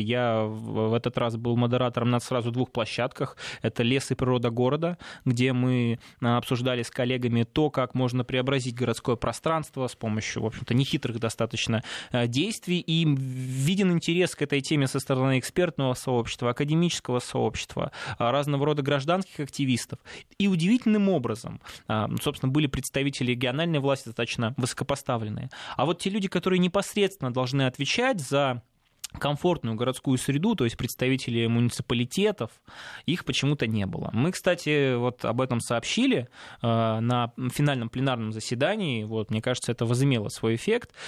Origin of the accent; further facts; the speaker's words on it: Salekhard, Yamalo-Nenets Autonomous Okrug, Russia; я родом из Салихарда, это Ямалнинский автономный округ